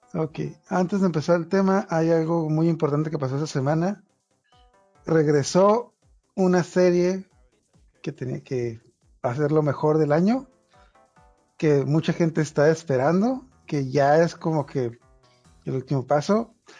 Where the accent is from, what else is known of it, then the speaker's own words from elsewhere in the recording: Mexico; now in Tijuana, Mexico; aquí todos somos de México